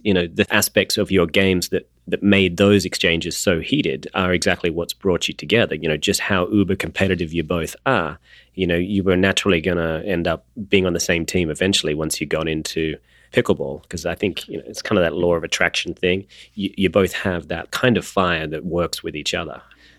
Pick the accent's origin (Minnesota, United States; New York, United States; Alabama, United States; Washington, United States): Alabama, United States; I've been pulling off this Aussie accent thing for a while. I'm actually from Alabama.